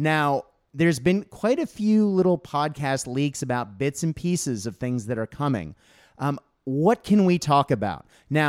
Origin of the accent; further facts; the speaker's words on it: Australia; And as an Australian school teacher, I do occasionally read the book Johnny Tremaine to my class, so they get to see another side of British history.